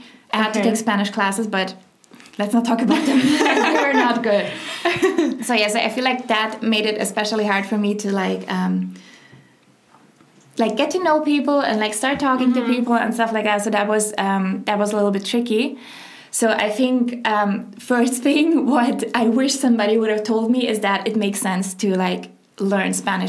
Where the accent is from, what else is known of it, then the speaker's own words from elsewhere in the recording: Germany; moved away as an adult; also born or lived in Lithuania; now in Spain; I'm originally from Lithuania, but I grew up in Germany.